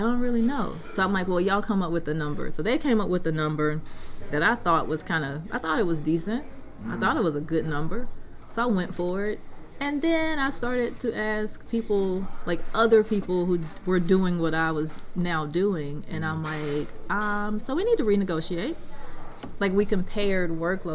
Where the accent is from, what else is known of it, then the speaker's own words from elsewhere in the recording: Wiggins, Mississippi, United States; also born or lived in San Antonio, Texas / Washington, D.C.; my hometown